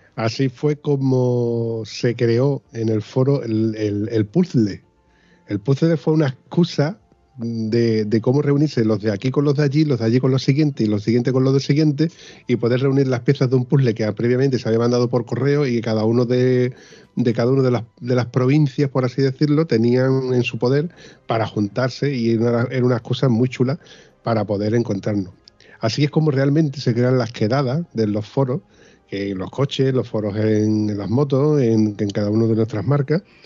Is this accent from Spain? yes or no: yes; Spain; Así somos los españoles